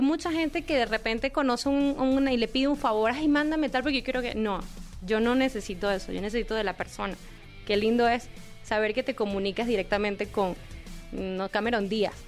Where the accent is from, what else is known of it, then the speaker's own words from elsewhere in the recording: Venezuela; yo soy venezolana